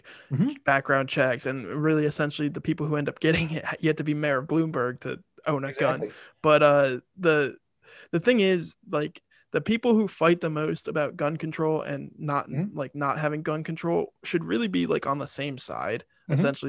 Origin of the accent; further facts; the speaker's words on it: Delaware, United States; I'm from Delaware